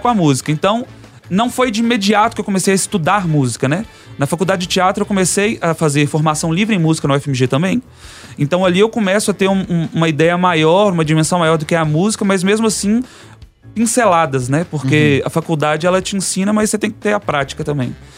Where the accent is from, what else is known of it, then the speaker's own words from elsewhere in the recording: Vale do Jequitinhonha, Minas Gerais, Brazil; now in Belo Horizonte, Brazil; do Vale de Quition, de onde eu venho